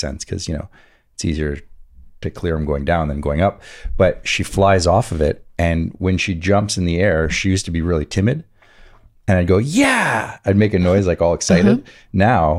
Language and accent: English; Montreal, Quebec, Canada; I grew up in Montreal